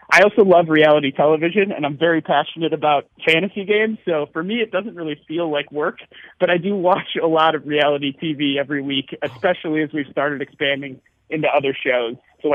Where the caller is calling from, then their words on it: Chicago, Illinois, United States; We're all Chicago-based. Most of us actually work remotely right now. So I'm calling from Puerto Escondido in Mexico.